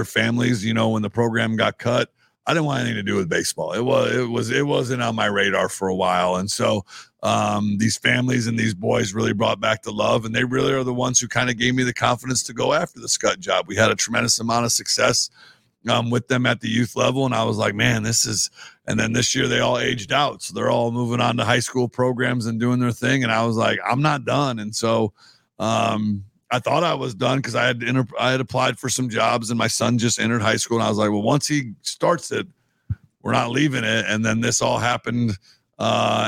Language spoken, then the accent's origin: English; La Porte, Indiana, United States; moved away as an adult; also born or lived in Chicago, Illinois / Blair, Nebraska / Kearney, Nebraska; now in Nebraska, United States; I'm from back east, you know, east of the Mississippi. I'm from LaPorte, Indiana